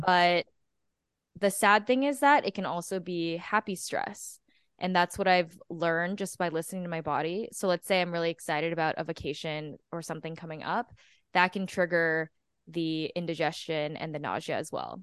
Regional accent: Texas, United States; moved away as an adult; now in New York, United States; I am originally from Texas, and I moved to New York I think five days after I graduated

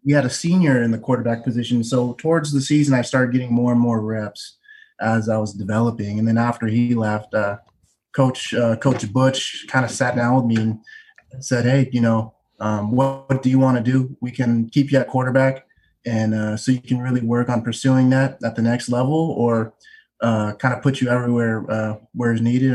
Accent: Tacoma, Washington, United States; also born or lived in Bellevue, Washington; we're from Tacoma

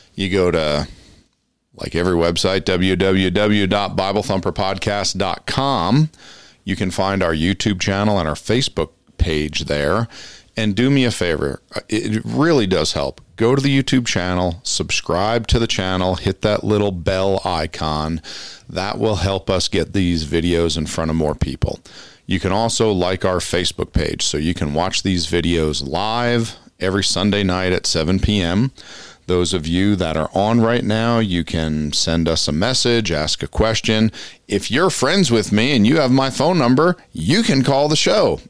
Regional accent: Passaic County, New Jersey, United States; moved away; I grew up in Passaic County, New Jersey

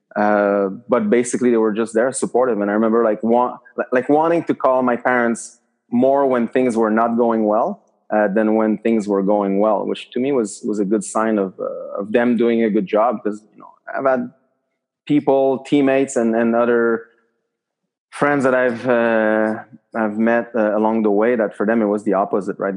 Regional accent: Quebec City, Quebec, Canada; I was from Quebec City

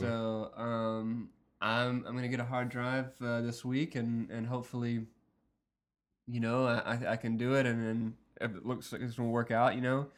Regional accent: Wiggins, United States; that was my hometown in my high school

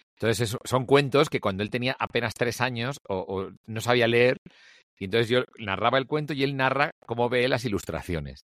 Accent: Barcelona, Catalonia, Spain; now in Madrid, Spain; me crié solo. Aquí el gran tema es que de pronto yo soy hijo único, nací en Barcelona

